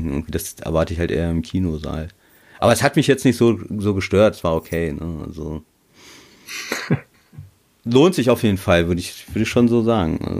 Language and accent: German; Lower Saxony, Germany; Berlin ist bei mir ja auch nicht um die Ecke, ich komme ja aus Niedersachsen